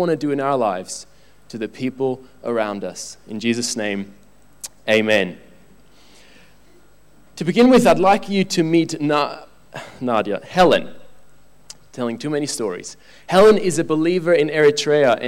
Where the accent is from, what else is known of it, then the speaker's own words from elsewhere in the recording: Switzerland; I'm from Switzerland